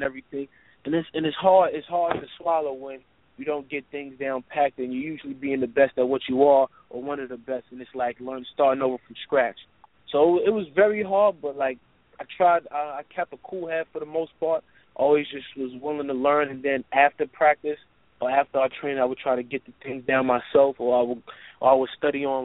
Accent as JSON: {"language": "English", "region": "New York", "country": "United States", "said": "I'm from New York"}